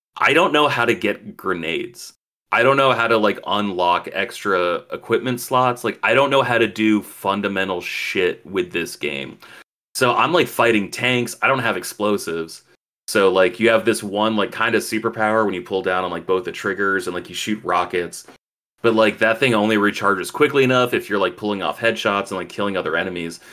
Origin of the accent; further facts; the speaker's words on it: Chile; I'm not Cuban. I'm Chilean.